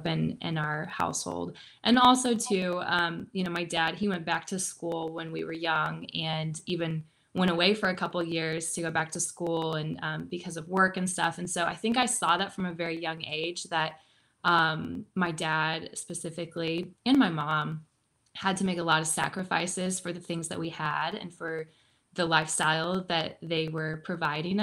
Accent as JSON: {"language": "English", "town": "Joplin", "region": "Missouri", "country": "United States", "tie": "born or raised there", "said": "I grew up in the Midwest. I grew up in Joplin, Missouri."}